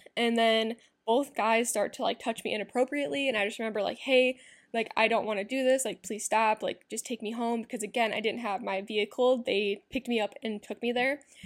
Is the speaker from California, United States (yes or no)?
no; Iowa, United States; My hometown's back in Iowa